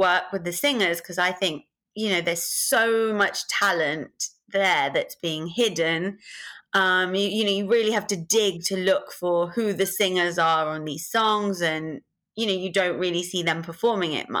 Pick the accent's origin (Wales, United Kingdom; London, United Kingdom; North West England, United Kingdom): London, United Kingdom; I'm born and brought up in London in the UK